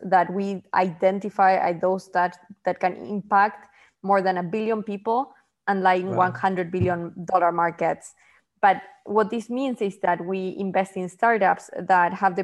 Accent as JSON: {"language": "English", "country": "Argentina", "tie": "born or raised there", "also_born_or_lived": "Bangladesh", "moved": "as an adult", "lives_now": "New York City, United States", "said": "I'm originally from Argentina, but I'm based in New York City for quite some time now."}